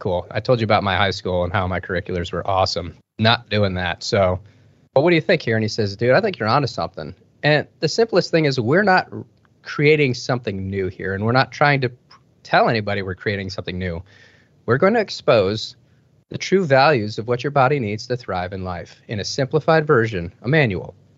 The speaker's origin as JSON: {"language": "English", "town": "Detroit", "region": "Michigan", "country": "United States", "tie": "born or raised there", "said": "I grew up in Detroit, Michigan"}